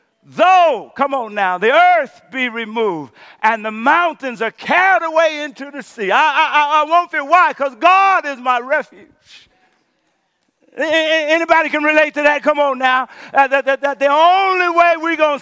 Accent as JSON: {"language": "English", "region": "Louisiana", "country": "United States", "tie": "born or raised there", "said": "my home state, Louisiana"}